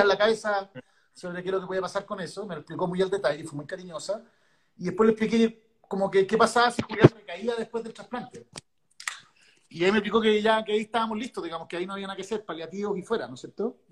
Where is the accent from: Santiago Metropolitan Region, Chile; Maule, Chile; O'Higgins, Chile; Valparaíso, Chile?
Santiago Metropolitan Region, Chile; Santiago; soy de Santiago.